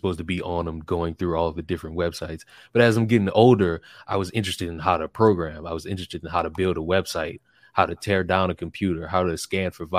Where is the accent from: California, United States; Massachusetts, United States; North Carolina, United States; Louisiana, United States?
Louisiana, United States; New Orleans; moved away as an adult; also born or lived in Atlanta; now in Tallahassee, United States; I'm from Louisiana